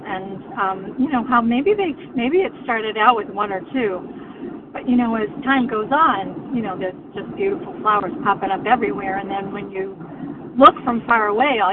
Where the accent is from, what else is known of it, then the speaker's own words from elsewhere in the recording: the Berkshires, Massachusetts, United States; I'm from the Berkshires in Massachusetts